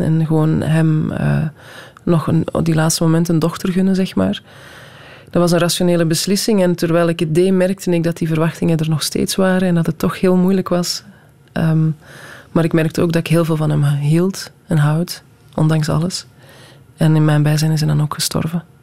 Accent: Belgium; also born or lived in Netherlands; ik ben in Nederland geboren, onmiddellijk naar België gekomen. Dan heb ik twee of drie jaar in Nederland gewoond. en zijn we terug naar België gekomen.

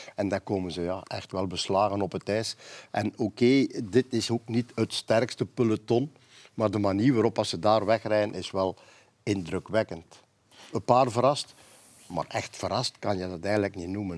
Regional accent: Flanders, Belgium; Bij ons in Vlaanderen

